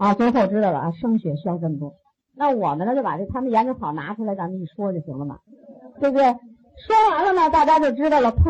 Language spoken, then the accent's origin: Chinese; China; 我们中国人呢